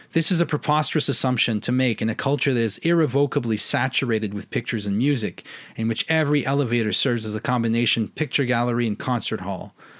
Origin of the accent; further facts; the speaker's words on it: Canada; I'm a Canadian